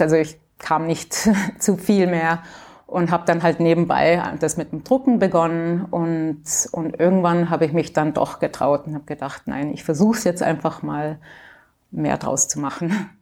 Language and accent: German; Canada; moved away as an adult; also born or lived in Graz, Austria / Bordeaux, France / Vienna, Austria / Germany; ich bin in Kanada aufgewachsen, deutsche Eltern, die sind ausgewandert